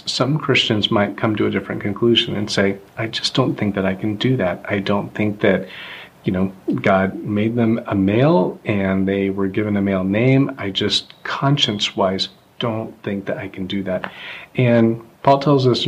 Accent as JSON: {"language": "English", "region": "the South", "country": "United States", "tie": "born or raised there", "said": "I grew up in the South and … was a boy's name, not a girl's name."}